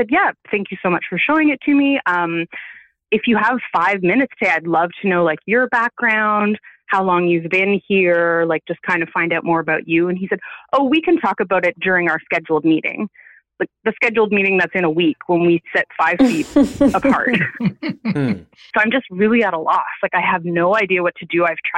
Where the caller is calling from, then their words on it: Ontario, Canada; I'm in Ontario, Canada.